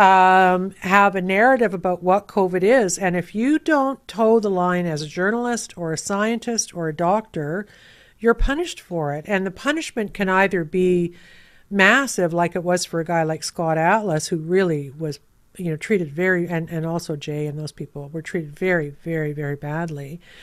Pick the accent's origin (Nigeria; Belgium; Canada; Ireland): Canada; being Canadian